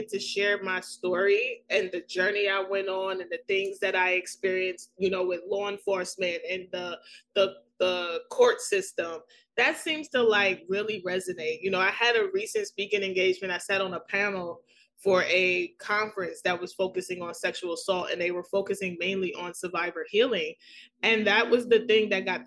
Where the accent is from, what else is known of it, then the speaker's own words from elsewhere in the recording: New York City, New York, United States; accent: thick New York; I'm from New York City. I have the thick New York accent